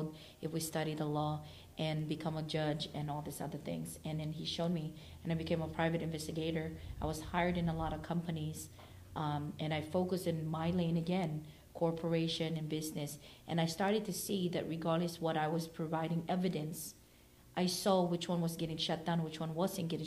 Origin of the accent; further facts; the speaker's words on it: Philippines; moved away; also born or lived in Oakland, California; I was born and raised in the Philippines, moved here in Oakland